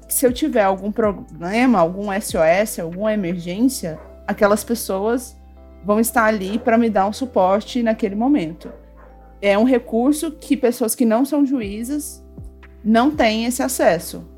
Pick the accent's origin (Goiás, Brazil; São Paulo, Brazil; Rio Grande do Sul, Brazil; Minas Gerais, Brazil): Goiás, Brazil; Goiânia; eu sou de Goiânia, aqui no centro, é, centro-oeste, coração do Brasil